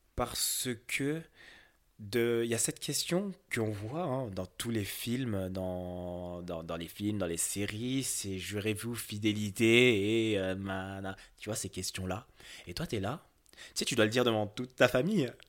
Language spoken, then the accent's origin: French; France; j'ai grandi en France, et je suis typiquement un occidentaux